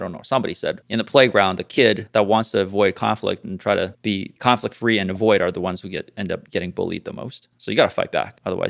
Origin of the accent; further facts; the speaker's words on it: Xi'an, Shaanxi, China; English is a second language; moved away; I was born in Xi'an.